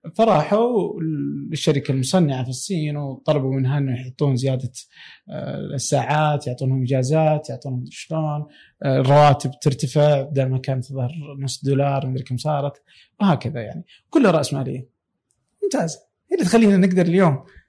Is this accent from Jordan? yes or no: no; Saudi Arabia; عندنا في السعوديه